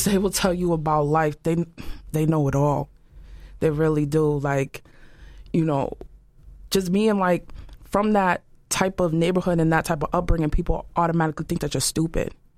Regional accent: Boston, Massachusetts, United States; I grew up poor. I'm from Dorchester

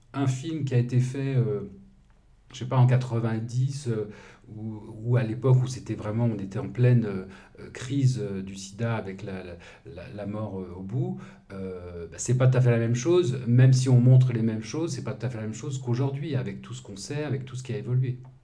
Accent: Lyon, Auvergne-Rhône-Alpes, France; mon enfance, c'était à Lyon

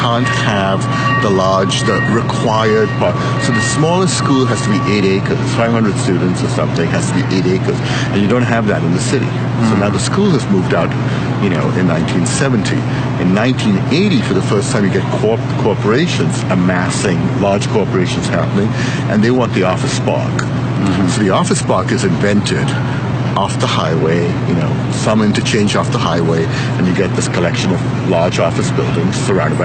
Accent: Mumbai, Maharashtra, India; moved away; also born or lived in Washington; I grew up in Bombay.

